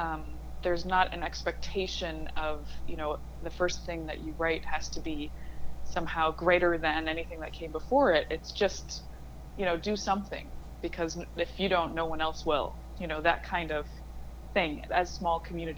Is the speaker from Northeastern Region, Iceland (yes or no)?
yes; Akureyri, Northeastern Region, Iceland; accent: northern Icelandic; English is a second language; yes, so I'm from Akureyri, which is in the north, and there we speak very differently and very distinctively from the Reykjavik or the southern accent.